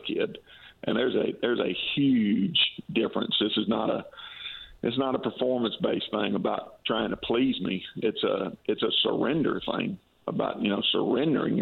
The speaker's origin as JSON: {"language": "English", "town": "Valdosta", "region": "Georgia", "country": "United States", "tie": "born or raised there", "lives_now": "Warner Robins, United States", "said": "I have incredibly fond memories of growing up in South Georgia"}